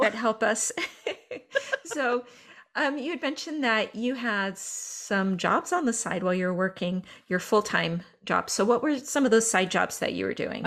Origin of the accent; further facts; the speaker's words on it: Northern California, United States; I'm from Northern California, I am not from Oklahoma